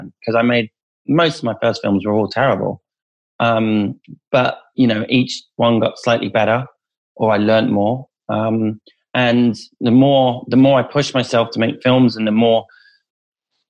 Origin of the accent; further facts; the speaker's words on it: Rutland, East Midlands, United Kingdom; mine and the director's childhood of growing up in Rutland, which is in the East Midlands, smallest county in the country